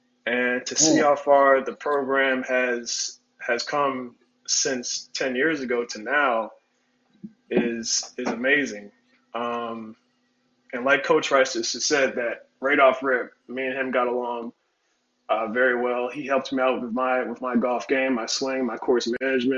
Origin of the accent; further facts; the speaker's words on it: Orlando, Florida, United States; I'm from Orlando, Florida.